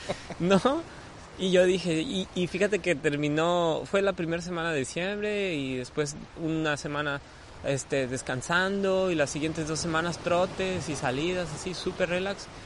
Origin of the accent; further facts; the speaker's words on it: Mexico; yo soy ese mexicano